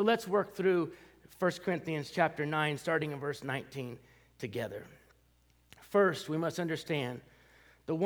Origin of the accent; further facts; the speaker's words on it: Southern California, United States; moved away as an adult; also born or lived in Denver, Colorado / Wyoming; now in Paducah, Kentucky, United States; I grew up in Southern California